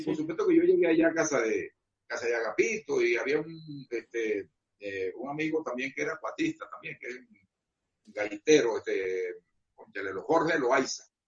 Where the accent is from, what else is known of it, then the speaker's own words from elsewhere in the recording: Margarita Island, Nueva Esparta, Venezuela; yo soy Margarita